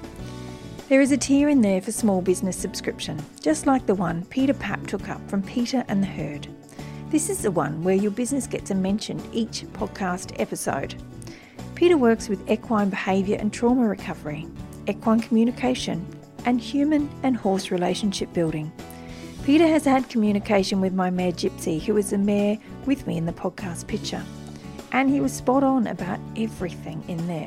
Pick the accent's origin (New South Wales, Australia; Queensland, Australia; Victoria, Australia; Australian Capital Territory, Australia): New South Wales, Australia; Wiradjuri country; I was born on Wiradjuri country